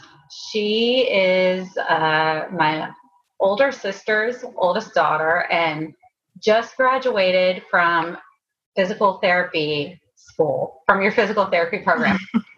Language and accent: English; Timberville, Virginia, United States; now in California, United States; we grew up in Timberville, and Showalter's Apple Orchard is like a staple in that town.